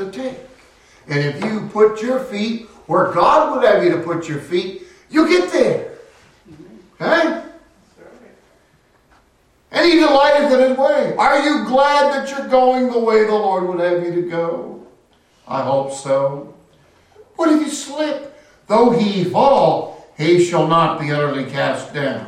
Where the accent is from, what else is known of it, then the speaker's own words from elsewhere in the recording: Castro Valley, California, United States; My hometown of Castro Valley